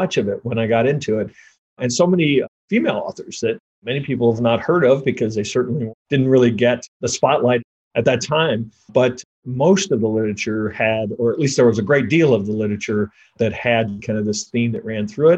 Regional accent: Kansas City, Missouri, United States; also born or lived in Cold Creek Canyon, Colorado; I grew up in Kansas City and have lived here all my life

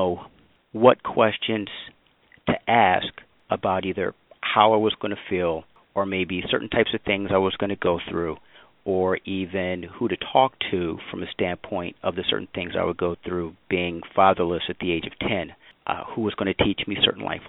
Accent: St. Louis, Missouri, United States; my hometown of St. Louis

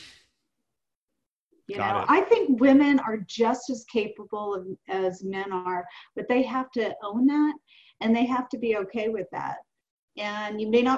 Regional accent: the South, United States; I'm 58 years old and I'm from the South.

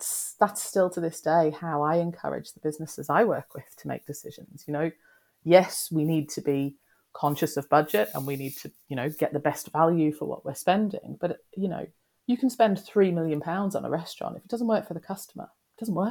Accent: Australia; now in United Kingdom; I grew up in Australia

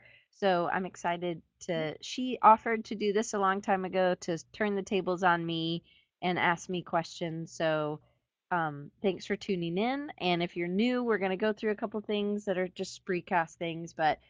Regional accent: Atlanta, Georgia, United States; I'm from Atlanta originally

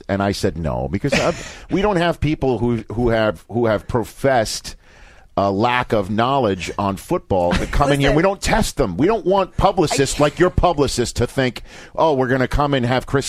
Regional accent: Zanesville, Ohio, United States; We're two people from Zanesville, to use the Ohio, okay? But we're getting married in Mexico.

